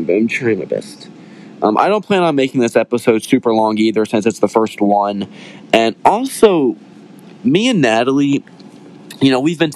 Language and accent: English; West Virginia, United States; I'm from West Virginia, so we kind of were raised in the mountains.